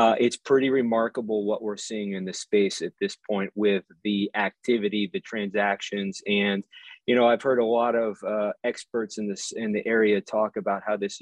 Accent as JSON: {"language": "English", "region": "East Coast", "country": "United States", "tie": "born or raised there", "said": "I grew up on the East Coast"}